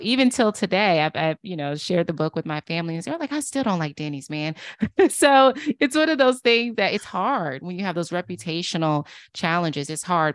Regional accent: Durham, North Carolina, United States; now in Washington, D.C., United States; I'm from Durham, North Carolina, originally

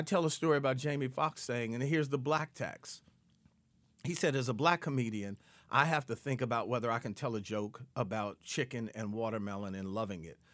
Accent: Detroit, Michigan, United States; moved away; I grew up in Detroit

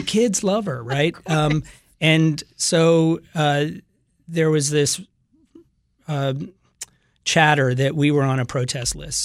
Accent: the South, United States; moved away; I'm from the South

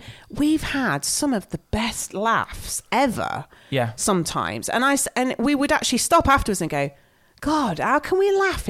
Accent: Nottingham, East Midlands, United Kingdom; we're from Nottingham.

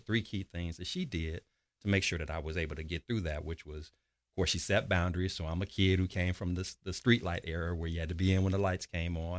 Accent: Chicago, Illinois, United States; I'm originally from Chicago, Illinois, born and raised south side of Chicago

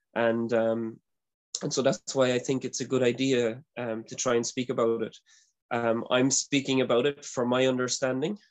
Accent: Ireland; I'm from Ireland

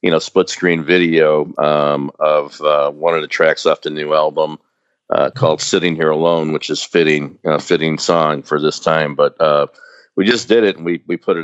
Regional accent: Chicago, Illinois, United States; the three guys from the band are from Chicago

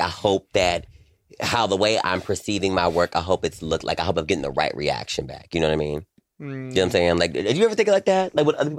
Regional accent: North Carolina, United States; moved away; me being in North Carolina

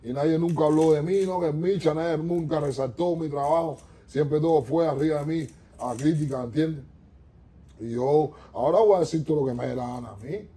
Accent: Guanajuato, Mexico; Yo vengo de la secundaria, yo vengo de Guanajuato, yo vengo de, de, yo vengo del parque.

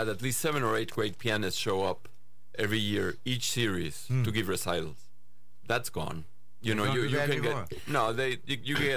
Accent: Mexico; I was born in Mexico.

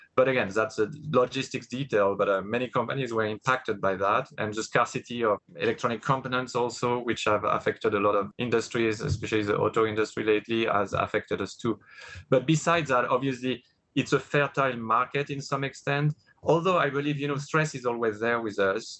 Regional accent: France; English is a second language; moved away as an adult; grew up in France, spoke I didn't I barely spoke any English at the time

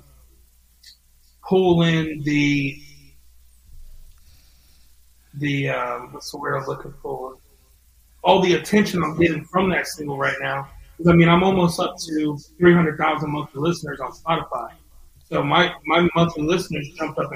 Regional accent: Ocala, Florida, United States; Ocala, my hometown

